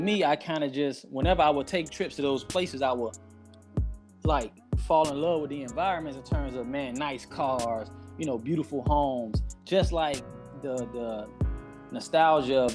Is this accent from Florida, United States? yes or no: yes; Miami, Florida, United States; I'm from Miami, inner city, Liberty City. The city is most native Miami individuals know it as. I grew up in Scott Projects, 74th and 23rd